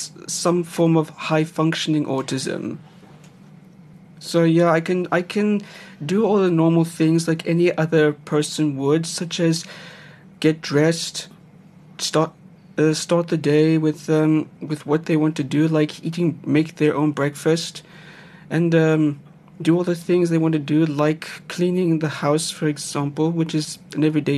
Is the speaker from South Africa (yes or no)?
yes; Gauteng, South Africa; also born or lived in East Rietfontein; I grew up in the Gauteng province in a small town, which is Western Area